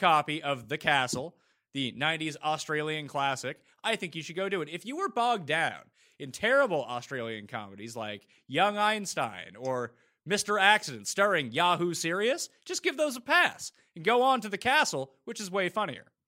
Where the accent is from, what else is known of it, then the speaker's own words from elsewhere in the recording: Canada; as a Canadian